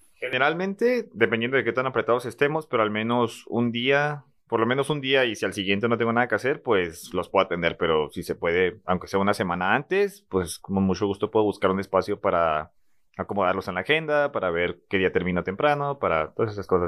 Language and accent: Spanish; Ciudad Juárez, Chihuahua, Mexico; moved away; soy de Juárez